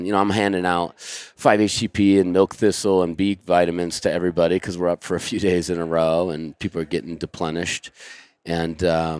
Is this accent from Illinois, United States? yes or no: no; Santa Cruz, California, United States; I mean, I grew up in Santa Cruz, which is, you know, very hippy-dippy